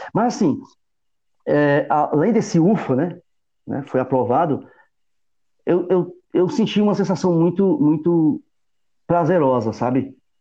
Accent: Northeast Region, Brazil; como nordestino que sou, como um, cara, um sertanejo que sou

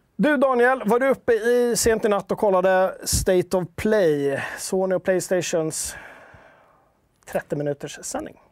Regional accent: Stockholm, Stockholm County, Sweden; Jag är typisk stockholmare

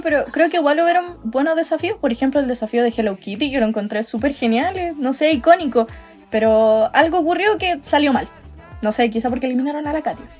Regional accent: Santiago, Santiago Metropolitan Region, Chile; also born or lived in Talca; now in Parral, Chile; soy santiaguina. ¿Ya? Pero vivo en una ciudad llamada Parral, pero estudio en Talca

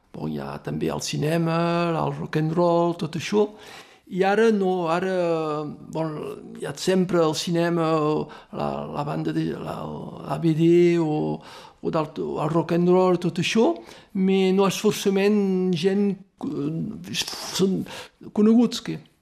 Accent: Torreilles, Occitania, France; Jo som de Torinyà

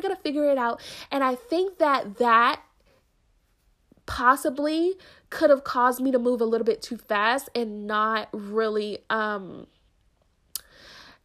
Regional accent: United States; I am a young American Black woman.

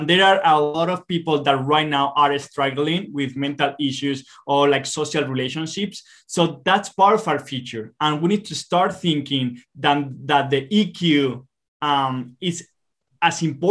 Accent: Spain; moved away as an adult; now in Utah, United States; we were born in Spain. We did all of our studies there

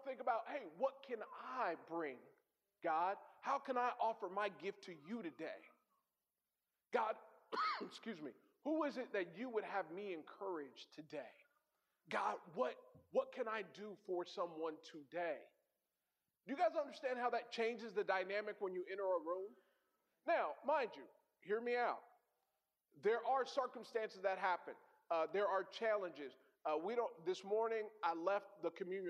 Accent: California, United States; moved away as an adult; now in Hartford, United States; I'm from California

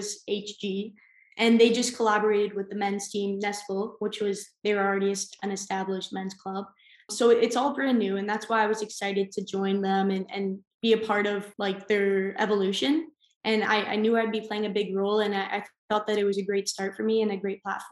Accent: Guelph, Ontario, Canada; moved away as an adult; also born or lived in West Virginia; now in Denmark; my hometown in Guelph

